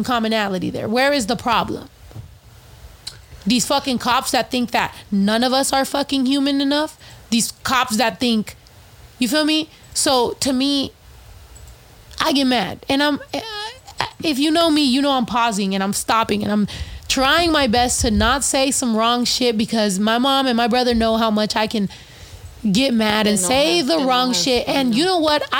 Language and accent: English; Mexico; first language Spanish; English is a second language; also born or lived in Michoacán; now in United States; I was raised in Mexico, in Zacatecas, in Michoacán.